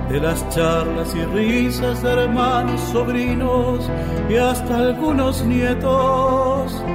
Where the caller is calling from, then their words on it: Formosa, Argentina; Desde la provincia de Formosa los saluda …, intérprete folclórico nacional.